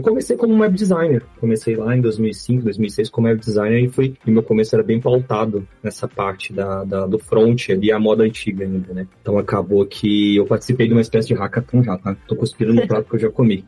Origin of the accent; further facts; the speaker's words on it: Belo Horizonte, Minas Gerais, Brazil; sou aqui de BH, Belo Horizonte, mineiro